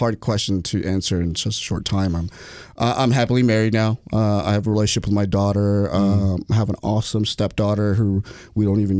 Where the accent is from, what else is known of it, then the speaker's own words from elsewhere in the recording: Lufkin, Texas, United States; I hated growing up in East Texas